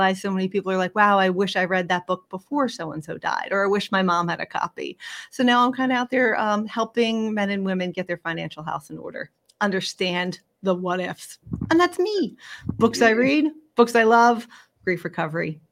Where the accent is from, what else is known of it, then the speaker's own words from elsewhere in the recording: Philadelphia, Pennsylvania, United States; moved away as an adult; born and raised in Philadelphia and moved abroad following my late husband's career. And then, like many people, came right back home